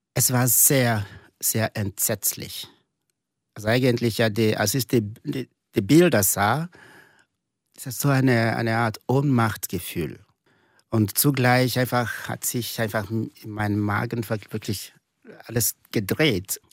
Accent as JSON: {"language": "German", "area": "eastern Nigeria", "region": "near Enugu State", "country": "Nigeria", "tie": "born or raised there", "second_language": "German", "moved": "as an adult", "lives_now": "St. Gallen, Switzerland", "said": "ich komme aus dem Osten von Nigeria, nahe des Bundesstaats äh, Enugu"}